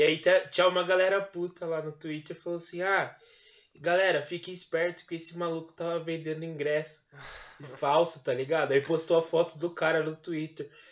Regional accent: Campinas, São Paulo, Brazil; Eu mal saí de Campinas

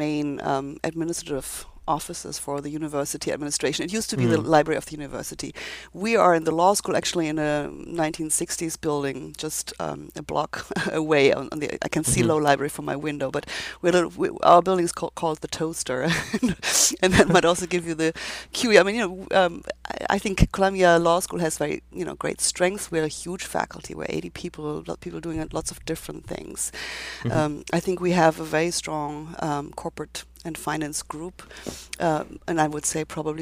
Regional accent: Germany; moved away as an adult; now in United States; my background is that I come from Germany, was trained in Germany

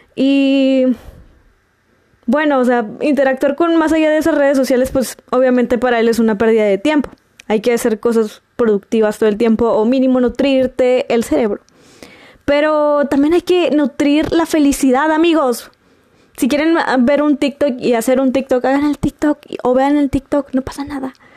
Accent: Monterrey, Nuevo León, Mexico; como regia

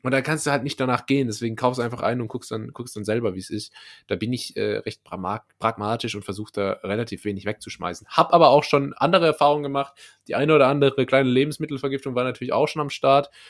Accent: Rhineland-Palatinate, Germany; accent: Palatine (Pfälzisch); mein Lieblingsdialekt, einfach weil es mein eigener Dialekt ist und ich habe einen im Gegensatz zu dir, ähm, ist, ist das Pfälzische.

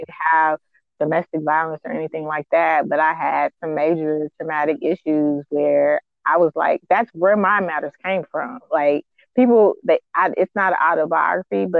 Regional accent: Texas, United States; I'm from Texas

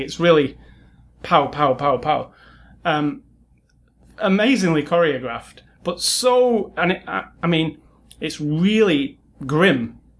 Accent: United Kingdom; being British

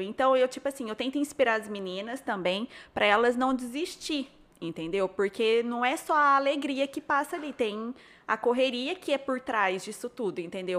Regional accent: Barretos, São Paulo, Brazil; now in São José do Rio Preto, Brazil; Eu nasci em Barretos

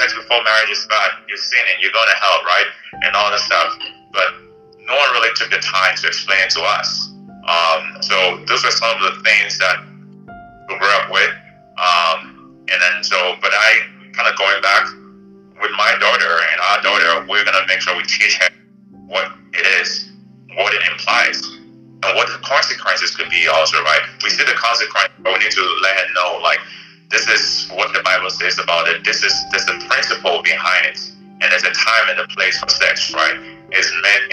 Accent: Ghana; moved away as an adult; now in Bay Area, United States; growing up in Ghana

